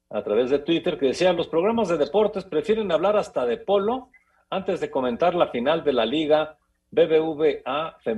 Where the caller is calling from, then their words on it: Mexico City, Mexico; de la Ciudad de México.